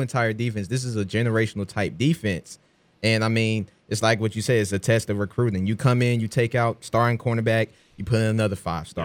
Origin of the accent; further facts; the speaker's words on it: Atlanta, Georgia, United States; being from Atlanta